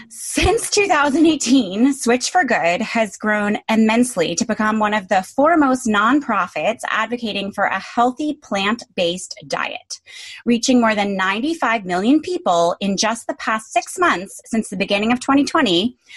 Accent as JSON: {"language": "English", "region": "Connecticut", "country": "United States", "tie": "born or raised there", "moved": "yes", "lives_now": "New York, United States", "said": "I grew up in Connecticut where your options are McDonald's or Country Club"}